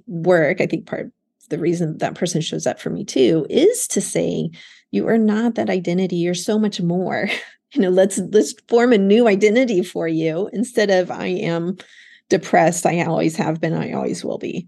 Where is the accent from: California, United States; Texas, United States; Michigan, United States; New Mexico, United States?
Texas, United States; outside of Dallas; moved away as an adult; also born or lived in Austin, Texas; now in Florida, United States; I grew up outside of Dallas. I went to UT Austin for undergrad. But having lived outside of Texas now for most of my life, so let's say the first 22 years or so were in Texas, and then I went to graduate school over in Florida and stayed here.